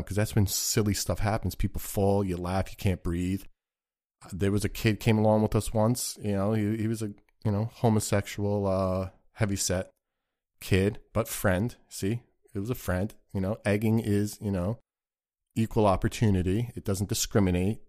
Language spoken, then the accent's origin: English; United States; growing up in the United States of America